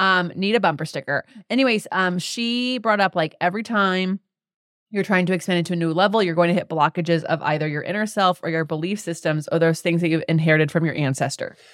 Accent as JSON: {"language": "English", "town": "Las Vegas", "region": "Nevada", "country": "United States", "said": "I'm from Vegas"}